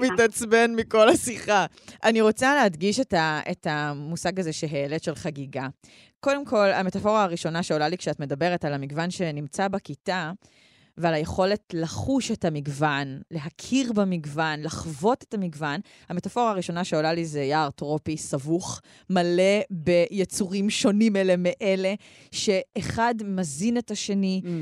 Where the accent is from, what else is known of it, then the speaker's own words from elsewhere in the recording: Karmiel, Northern District, Israel; גדלתי בכרמיאל